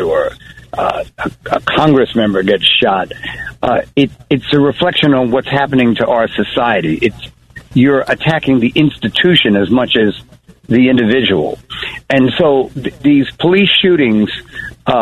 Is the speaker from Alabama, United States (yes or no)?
no; Long Island, New York, United States; moved away as an adult; also born or lived in Harlem, New York; I grew up in Long Island and then wound up living in Harlem.